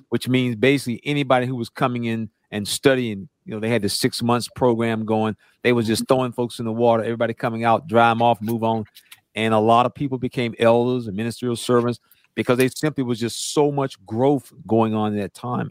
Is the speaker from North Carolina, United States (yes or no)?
yes; North Carolina, United States; I'm from North Carolina